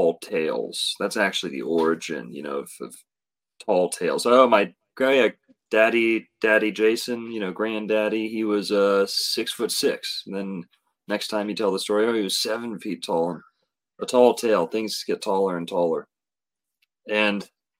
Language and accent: English; Florida, United States; growing up in Florida, flat